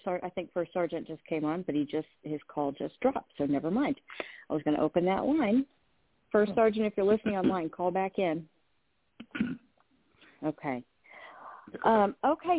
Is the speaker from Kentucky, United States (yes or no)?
yes; Louisville, Kentucky, United States; my hometown's police department, Louisville Metro Police